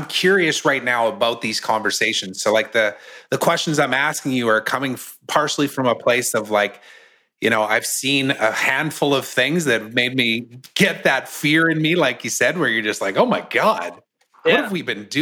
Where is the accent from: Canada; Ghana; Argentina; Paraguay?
Canada; also born or lived in United States; I'm Canadian